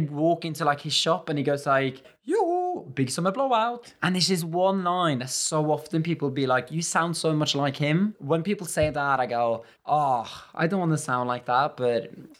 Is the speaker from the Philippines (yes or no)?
no; Bergen, Vestland, Norway; English is a second language; moved away as an adult; also born or lived in Liverpool, United Kingdom; now in United Kingdom